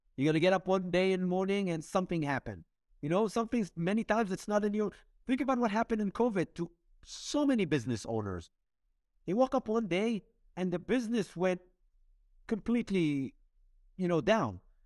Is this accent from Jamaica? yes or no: no; Israel; moved away as an adult; now in New York City, United States; I'm from Israel